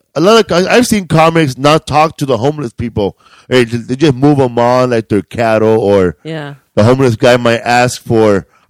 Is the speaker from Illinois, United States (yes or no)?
no; Cleveland, Ohio, United States; I grew up in the Project of Cleveland.